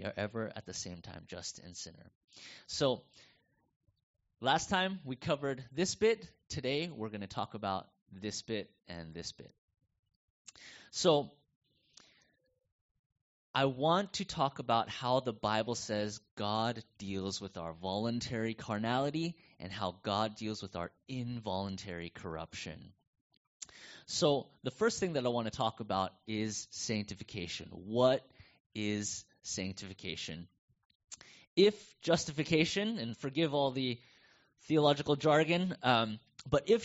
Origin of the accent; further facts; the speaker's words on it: United States; accent: North American; moved away as an adult; now in Coburg, Australia; I still felt American. I still have this North American accent